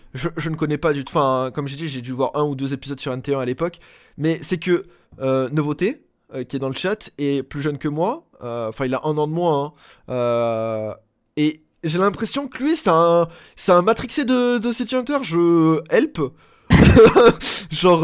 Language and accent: French; Marseille, Provence-Alpes-Côte d'Azur, France; je suis Marseillais